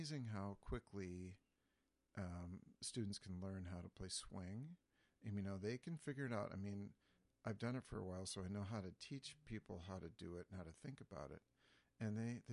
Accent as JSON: {"language": "English", "town": "Jackson", "region": "Minnesota", "country": "United States", "tie": "born or raised there", "said": "I grew up in Jackson, Minnesota"}